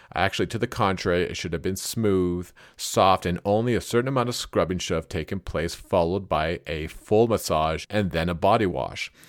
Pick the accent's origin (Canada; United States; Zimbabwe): Canada; I am Canadian, and as such, I am used to the cold